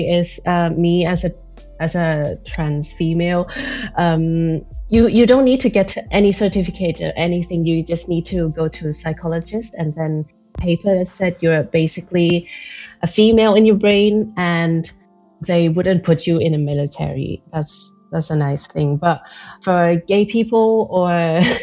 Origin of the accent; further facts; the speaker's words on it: Thailand; now in Belgium; Thailand, since I grew up there